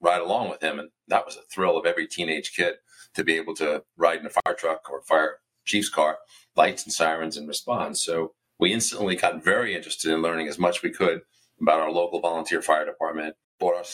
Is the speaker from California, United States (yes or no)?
no; Westbury, New York, United States; also born or lived in Huntington, New York; I grew up on Long Island, about 10 miles east of Queens, the New York City border, in a town called Westbury.